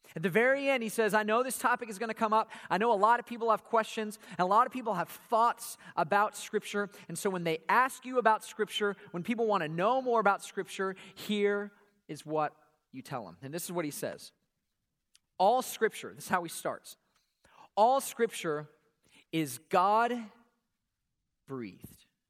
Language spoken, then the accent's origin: English; Atlanta, Georgia, United States; we grew up here in Atlanta, home of Coca-Cola